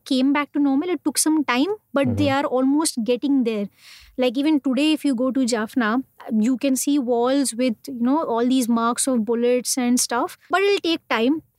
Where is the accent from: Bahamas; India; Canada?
India; accent: Indian; I was an Indian and stuff from my accent